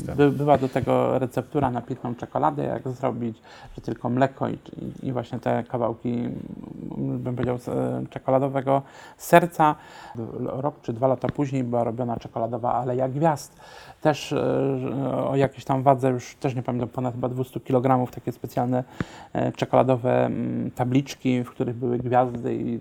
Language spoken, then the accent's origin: Polish; Silesian Voivodeship, Poland; ja pochodzę ze Śląska, w naszym śląskim domu